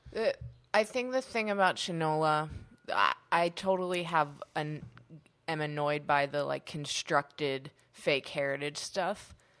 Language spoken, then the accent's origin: English; Pittsburgh, Pennsylvania, United States; I'm from Pittsburgh